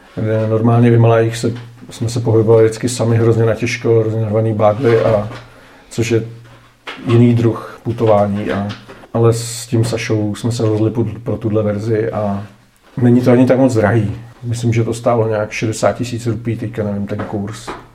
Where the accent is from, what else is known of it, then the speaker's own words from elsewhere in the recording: Czechia; jsme Češi